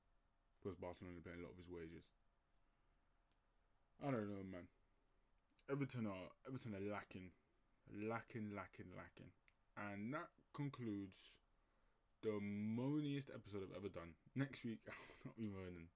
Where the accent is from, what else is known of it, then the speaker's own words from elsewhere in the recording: Nigeria; as a Nigerian myself